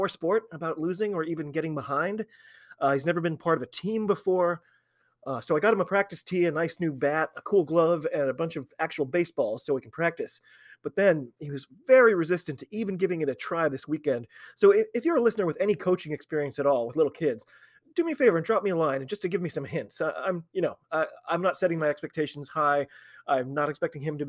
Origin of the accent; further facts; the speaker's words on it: United States; I'm an American rugby fan